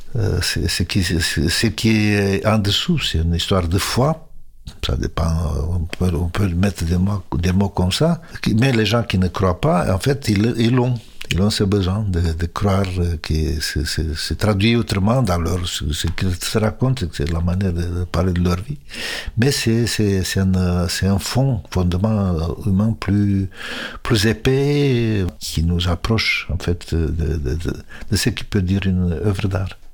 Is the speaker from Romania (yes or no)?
yes; Romania; moved away as an adult; now in France; j'avais jamais rêvé de quitter la Roumanie